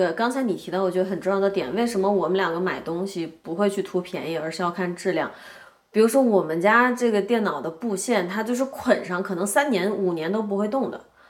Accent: China; 也恰恰是因为我是在中国长大的，但我比你大五岁。

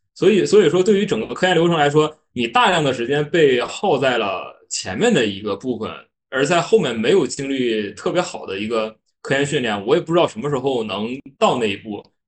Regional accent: Northeast China, China; accent: Northeastern; 我是东北人，可能后面的口音啊，这有一些发音不太标准的地方

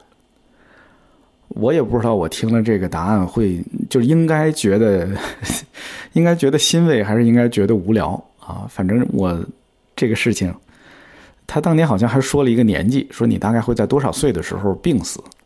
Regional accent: China; 我的家乡其实是在天津跟河北交界的一个地方，所以我从小就见过很多乡村里边儿的葬礼

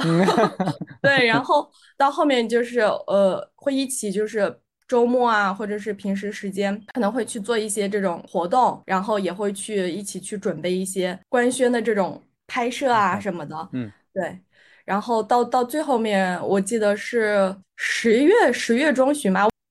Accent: Aksu, Xinjiang, China; also born or lived in United Kingdom / Malaysia / Shenzhen; now in Shanghai, China; 我来自新疆阿克苏，是一个南疆城市。那目前呢，我在上海。我之前呢，也是在英国和马来西亚留学过。然后来上海之前呢，我是在深圳待过，呃，一段时间。那我现在是在一家，呃，面向区块链技术的一个创业团队做项目经理

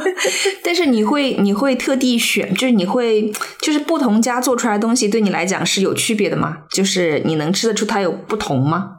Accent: Zhejiang, China; 我虽然也作为浙江人，但是我从来没有听过马子

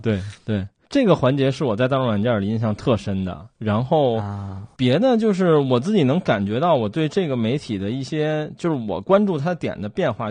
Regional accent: Beijing, China; 我作为北京人

